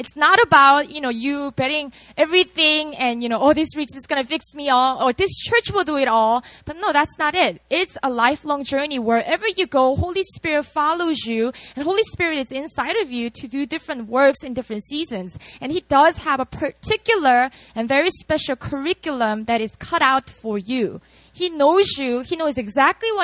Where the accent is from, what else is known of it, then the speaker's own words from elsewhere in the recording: Busan, South Korea; moved away; I was born and raised in Korea. I'm from a city called Busan